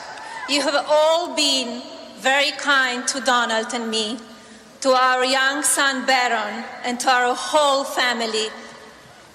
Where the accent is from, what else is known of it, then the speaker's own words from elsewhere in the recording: Slovenia; moved away as an adult; also born or lived in Milan / Paris / New York City; now in United States; I was born in Slovenia, a small, beautiful